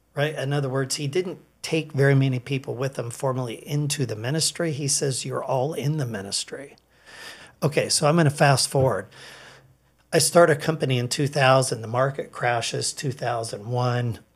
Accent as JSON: {"language": "English", "town": "Edmonds", "region": "Washington", "country": "United States", "tie": "born or raised there", "said": "I grew up in Edmonds"}